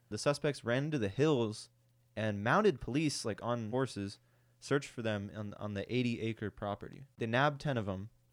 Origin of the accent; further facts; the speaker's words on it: United States; I'm an American